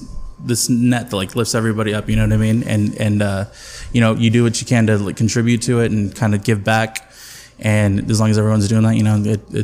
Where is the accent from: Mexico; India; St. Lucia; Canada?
Mexico; Mexico City; And I'm second generation Mexican American. I was from Mexico, that's what I'm talking about. No, so you know, like I, you know, like all my family, most of my family's in Mexico City